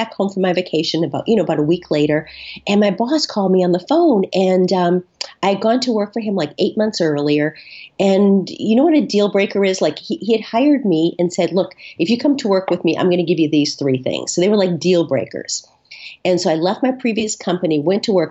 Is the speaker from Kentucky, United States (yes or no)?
no; Boston, Massachusetts, United States; I'm from Boston. We're really super provincial here